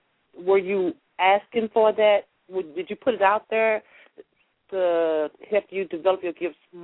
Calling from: St. Louis, Missouri, United States; I'm calling from St. Louis, Missouri.

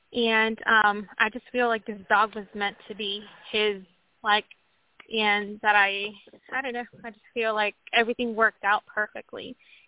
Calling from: Washington, United States; From Washington State.

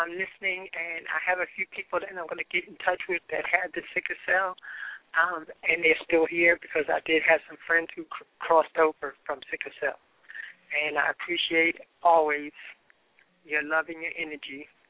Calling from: New York, United States; moved away; Yes, I am calling from New York.

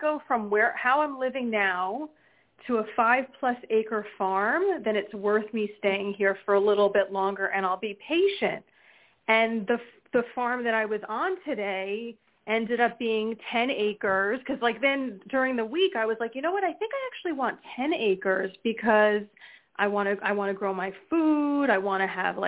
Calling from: New Jersey, United States; Hi. It's … from New Jersey.

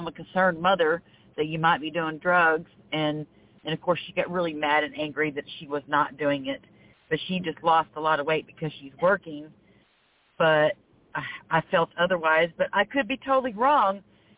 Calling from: Florida, United States; I am calling from Florida.

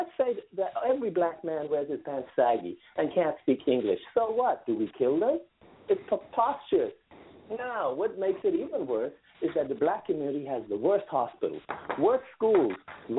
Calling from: New York City, New York, United States; Hey, I'm calling from New York City. How are you all?

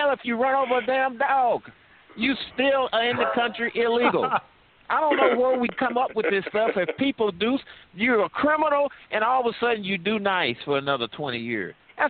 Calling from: St. Louis, Missouri, United States; I'm calling from St. Louis, sir.

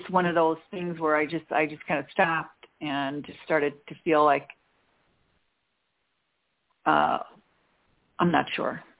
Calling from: Chicago, Illinois, United States; Hi, Dorianne. This is …. I'm outside of Chicago.

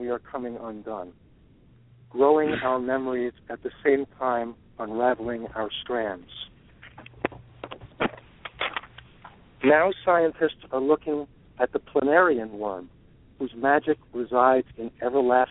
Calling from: Brookline, Massachusetts, United States; I'm calling from Brookline, Massachusetts, just near Boston.

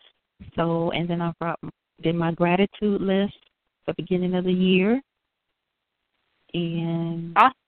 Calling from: Chicago, Illinois, United States

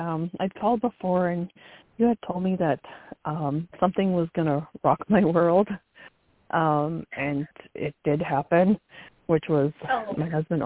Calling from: North Carolina, United States; I'm calling from North Carolina.

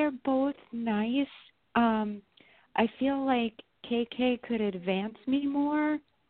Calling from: New York, United States; I'm in New York.

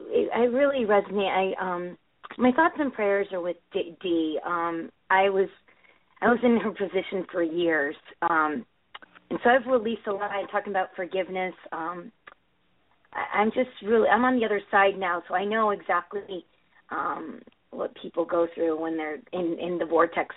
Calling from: Connecticut, United States; Hey, hi, this is Amy from Connecticut.

